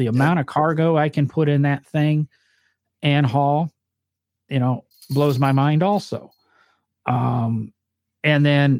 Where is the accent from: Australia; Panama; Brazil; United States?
United States; the North; accent: northern; And somebody's going to harass me because I guess I say comfortable weird, but that's my northern accent.